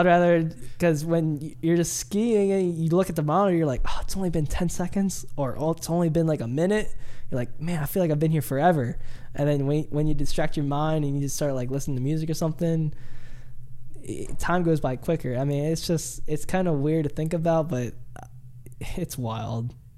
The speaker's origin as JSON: {"language": "English", "region": "Delaware", "country": "United States", "tie": "born or raised there", "said": "I'm from Delaware"}